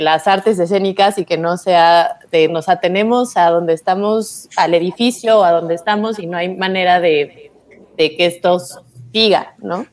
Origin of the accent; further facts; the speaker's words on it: Mexico City, Mexico; los dos somos de la Ciudad de México